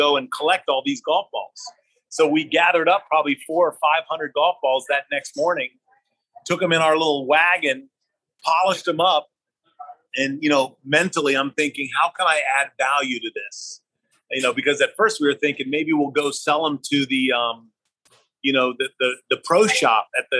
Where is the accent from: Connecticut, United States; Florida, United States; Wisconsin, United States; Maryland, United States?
Florida, United States; St. Petersburg; also born or lived in Teaneck, New Jersey / New York; my mom moved my sister and I down to St. Petersburg, Florida when I was three. And so I grew up in St. Pete